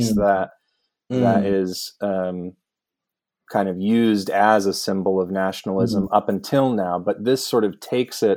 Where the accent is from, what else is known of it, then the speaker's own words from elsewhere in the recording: United States; as an American